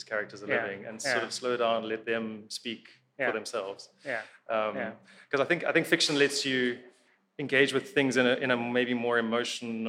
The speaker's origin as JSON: {"language": "English", "town": "Johannesburg", "region": "Gauteng", "country": "South Africa", "tie": "born or raised there", "said": "I grew up in Joburg, we don't get a lot of nature"}